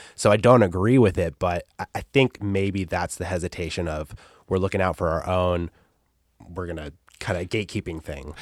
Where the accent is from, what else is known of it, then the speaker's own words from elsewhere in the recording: Antelope Valley, California, United States; I grew up in a, in a place called the Antelope Valley, which is just this broad desert.